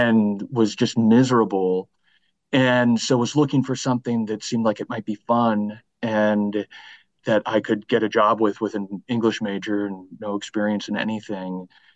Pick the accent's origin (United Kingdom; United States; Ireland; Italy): United States; Vermont; also born or lived in Maine / Los Angeles; I grew up in Vermont